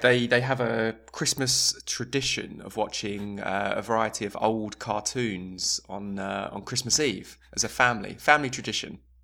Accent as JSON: {"language": "English", "region": "England", "country": "United Kingdom", "moved": "yes", "lives_now": "Sweden", "said": "for an English, for an Englishman"}